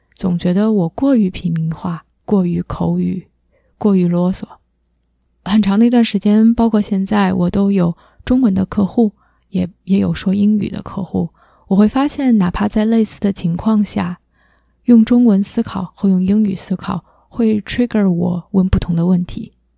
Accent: Beijing, China; moved away as an adult; also born or lived in Nanjing, China / United States; now in Toronto, Canada; 我是一个土生土长的北京人，嗯，在北京居住了十八年之后，去南京读的大学，二零零八年赴美留学，之后在北美一直居住了十二年，一八年从美国搬到了加拿大，现在目前在多伦多

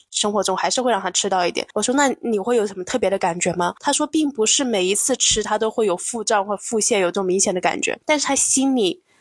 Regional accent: China; 我们中国人

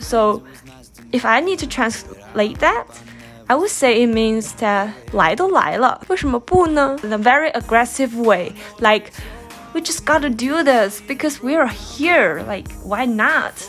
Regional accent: China; English is a second language; now in Pittsburgh, United States; back in China where I grew up.

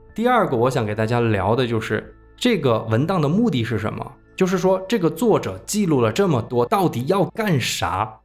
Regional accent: Sichuan, China; 我们四川人

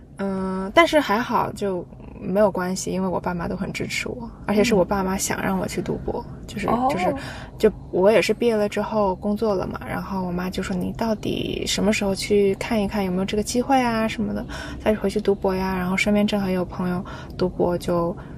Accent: Jiangsu, China; now in New Zealand; 我是江苏的嘛，然后呢，我们那一块都是独生子女，

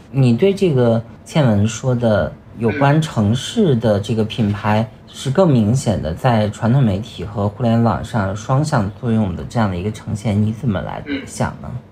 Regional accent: China; 我们中国人

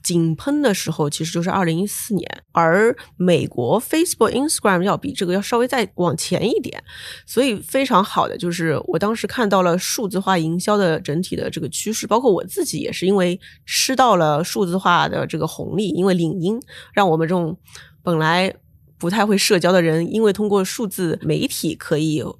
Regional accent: Shanghai, China; moved away; also born or lived in Beijing / United States; 当时我是上海人，在北京，我们叫“潜伏在帝都的魔都人”

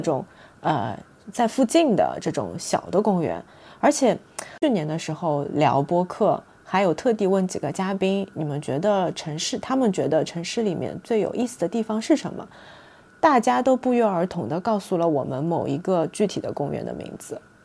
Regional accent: southern China, China; 我这个南方人

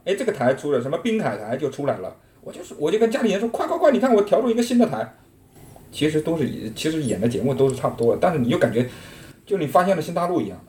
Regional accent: Subei, Jiangsu, China; Chinese is a second language; moved away as an adult; also born or lived in Northeast China; 我直接我就说我苏北的

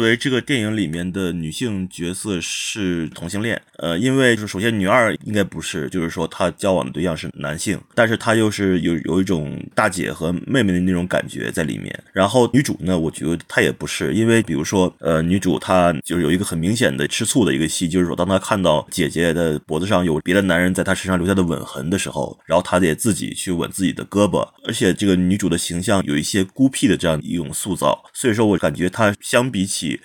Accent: Harbin, Heilongjiang, China; 我本人在哈尔滨的青年宫一组团待了四年

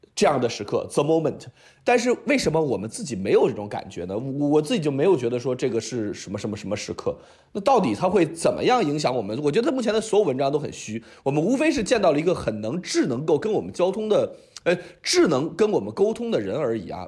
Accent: Beijing, China; 我是一个北京人

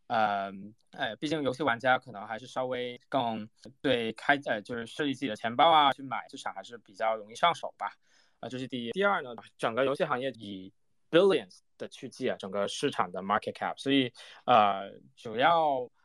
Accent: Hong Kong; 我是在香港长大的嘛

